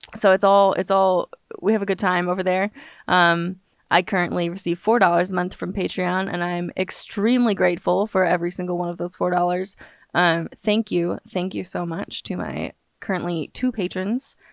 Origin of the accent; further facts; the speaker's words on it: Los Angeles, California, United States; now in Austin, United States; I live pretty much in Austin, Texas, but I grew up in Los Angeles